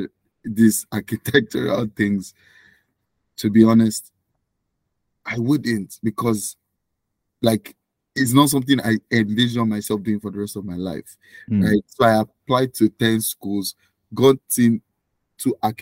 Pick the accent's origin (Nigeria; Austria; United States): Nigeria; now in Canada; I was born and raised in Nigeria